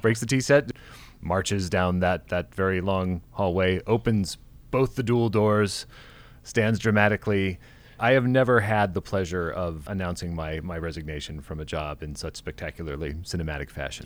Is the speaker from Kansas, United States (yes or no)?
yes; Kansas, United States; I was born in Kansas